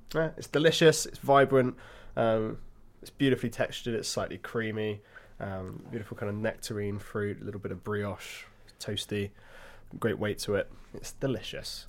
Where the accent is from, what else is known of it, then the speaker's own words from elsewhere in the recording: Hampshire, South East England, United Kingdom; I was born in Hampshire